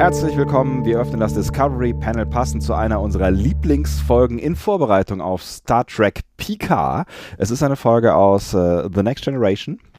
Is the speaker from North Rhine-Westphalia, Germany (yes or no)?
yes; near Langerwehe, near Aachen, North Rhine-Westphalia, Germany; moved away; Langerwehe, nah an meiner alten Heimat